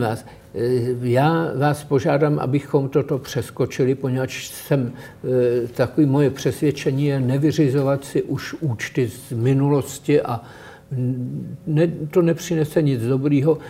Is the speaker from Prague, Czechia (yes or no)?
yes; Prague, Czechia; jsem z Praha, je pro mě město, kde se cítím dobře.